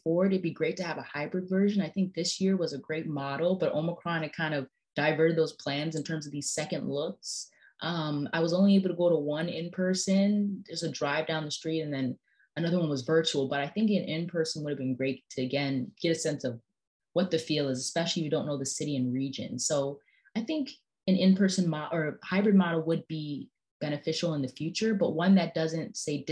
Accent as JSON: {"language": "English", "region": "Midwest", "country": "United States", "also_born_or_lived": "East Coast", "moved": "yes", "said": "I'm from the Midwest, I've been on the East Coast for a while"}